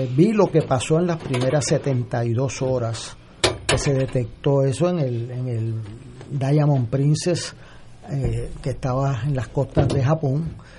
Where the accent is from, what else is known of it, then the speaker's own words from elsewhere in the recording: Puerto Rico; como puertorriqueño